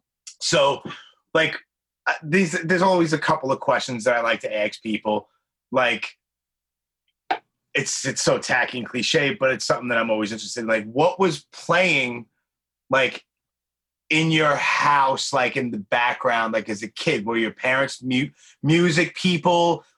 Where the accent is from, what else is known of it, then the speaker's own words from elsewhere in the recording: New York City, New York, United States; I'm 45. I grew up, I mean, obviously Brooklyn, born and raised, New York City